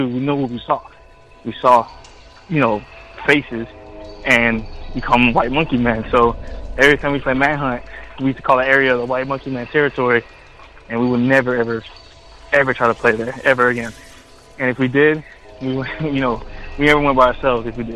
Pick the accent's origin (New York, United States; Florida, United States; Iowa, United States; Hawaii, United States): Florida, United States; I'm from Florida.